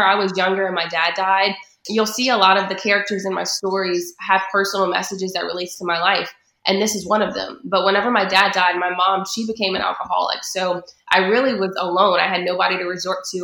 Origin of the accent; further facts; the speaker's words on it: Patterson, Louisiana, United States; moved away as an adult; also born or lived in Baton Rouge, Louisiana; now in Atlanta, United States; I'm from Patterson, Louisiana. So growing up there, it was a very small town.